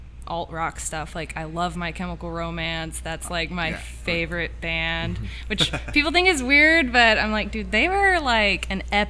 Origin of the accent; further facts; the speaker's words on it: Tulsa, Oklahoma, United States; moved away as an adult; we moved to Tulsa in 2016, which is my hometown, so basically I came home